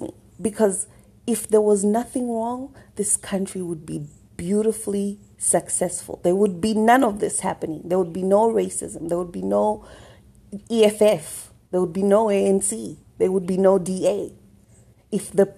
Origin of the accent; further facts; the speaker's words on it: Zambia; now in South Africa; I am in South Africa right now. I was born in Zambia.